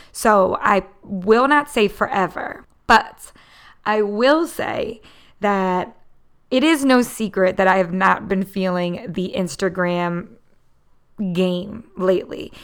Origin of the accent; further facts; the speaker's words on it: Philadelphia, Pennsylvania, United States; I am born and raised in the Philadelphia area.